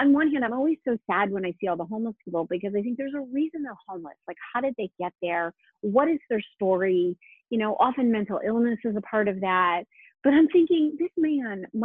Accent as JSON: {"language": "English", "town": "New Haven", "region": "Connecticut", "country": "United States", "tie": "born or raised there", "said": "I grew up in New Haven, and so the Connecticut Ballet was there."}